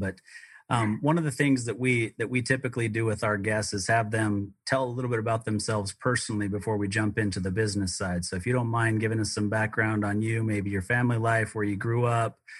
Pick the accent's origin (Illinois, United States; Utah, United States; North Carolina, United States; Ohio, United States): Utah, United States; also born or lived in Colorado; we moved back to the state of Utah, where I grew up most of my life